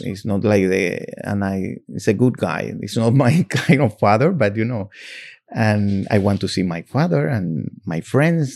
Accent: Cuba; English is a second language; moved away as an adult; also born or lived in Miami; now in New York, United States; when I came from Cuba

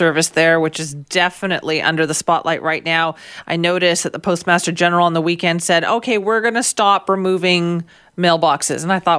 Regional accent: Surrey, British Columbia, Canada; I grew up in South Surrey and we always said that we lived in White Rock.

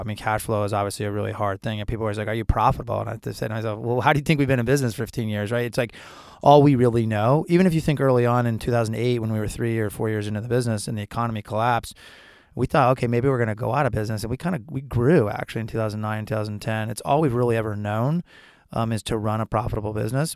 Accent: Syracuse, New York, United States; moved away; I'm from Syracuse

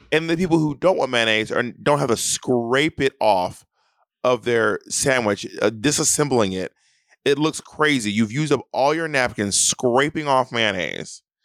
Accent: Atlanta, Georgia, United States; moved away; I will be in Atlanta, Georgia, my hometown

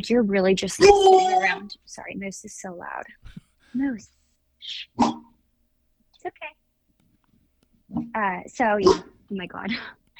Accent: Orange County, California, United States; I'm from Orange County, so it's only like an hour drive to LA.

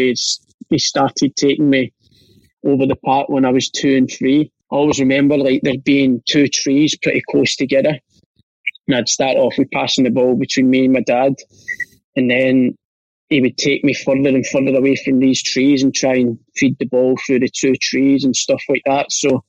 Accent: Glasgow, Scotland, United Kingdom; born there; But because I wasn't very well, I got rushed into Glasgow, and I was born in Glasgow as it is

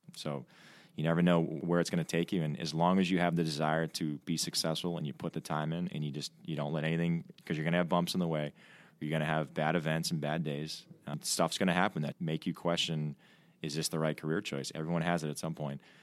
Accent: Milton, Massachusetts, United States; I'm from, uh, Milton, Mass, just outside of Boston

